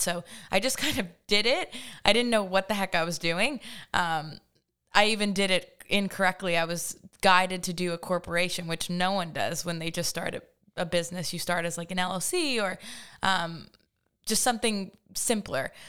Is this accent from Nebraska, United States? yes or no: no; Hampton Bays, New York, United States; I grew up in Hampton Bays, uh, the land of the Baymen